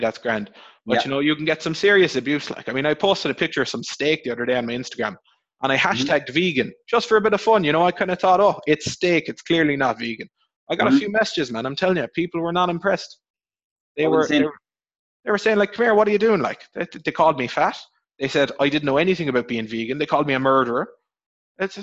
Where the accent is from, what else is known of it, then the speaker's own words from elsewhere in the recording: Cork, Munster, Ireland; So Bishopstown in Cork. You know, out by CIT.